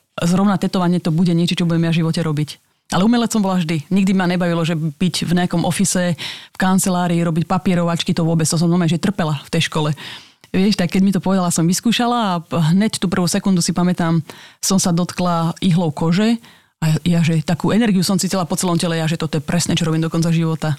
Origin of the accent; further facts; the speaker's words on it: Slovakia; now in Bratislava, Slovakia; to je malinká dedinka, odkiaľ som